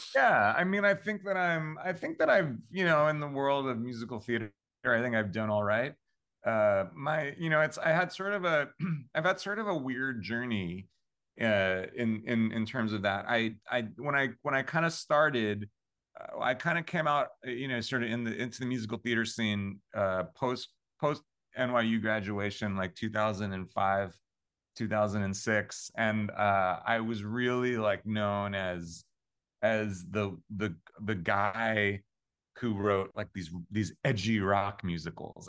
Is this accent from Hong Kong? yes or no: no; Long Island, New York, United States; I'm from Long Island, New York